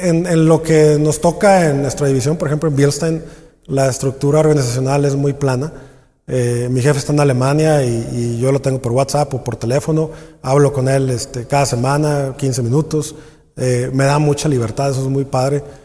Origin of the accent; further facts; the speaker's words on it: Mexico; nosotros como, como mexicanos